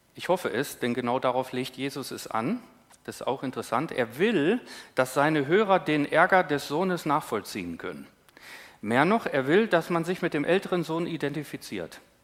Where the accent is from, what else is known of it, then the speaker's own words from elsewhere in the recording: Northern Germany, Germany; als Norddeutscher